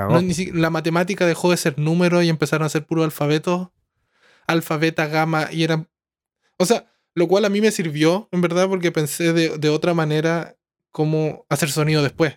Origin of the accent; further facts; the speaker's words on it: Chile; also born or lived in Santiago; somos de Chile